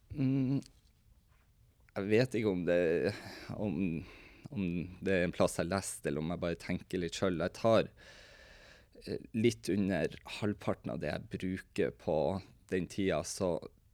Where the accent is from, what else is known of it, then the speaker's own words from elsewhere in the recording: Tromsø, Troms, Norway; vi er en kompisgjeng fra Tromsø